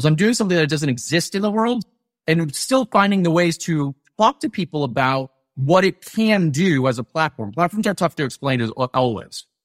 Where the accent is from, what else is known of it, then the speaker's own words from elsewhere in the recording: Atlanta, Georgia, United States; I grew up in Atlanta